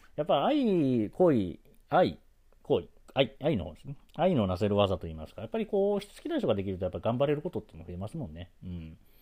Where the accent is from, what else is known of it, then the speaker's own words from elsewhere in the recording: Osaka, Japan; 生まれも育ちも大阪